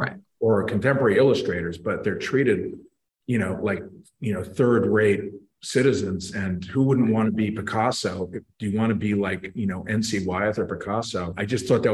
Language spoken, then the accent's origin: English; New York City, New York, United States; moved away as an adult; also born or lived in rural Connecticut; now in Connecticut, United States; As a city kid, I grew up in Manhattan